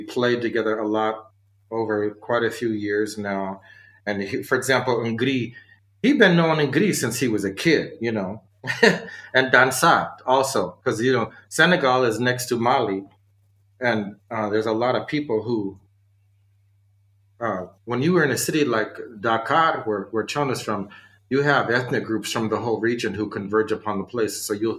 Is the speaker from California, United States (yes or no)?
no; Seattle, Washington, United States; I'm born and raised in Seattle, but my ancestry, I have a white father that I didn't even really know.